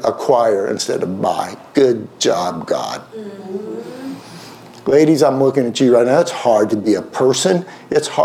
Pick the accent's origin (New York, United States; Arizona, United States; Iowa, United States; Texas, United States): Texas, United States; Houston; accent: Southern; moved away; I grew up in Houston for 12 years